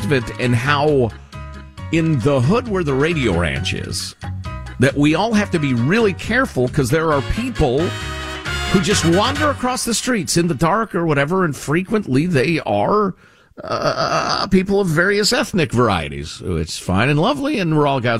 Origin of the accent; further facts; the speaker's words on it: Illinois, United States; I grew up in Illinois